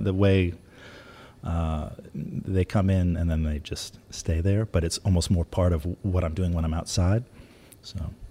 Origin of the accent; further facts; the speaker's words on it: New York, United States; when I was growing up in New York